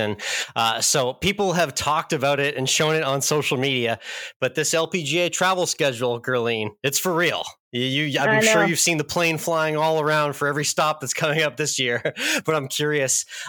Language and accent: English; Boston, Massachusetts, United States; moved away; my original hometown. I grew up in the Boston area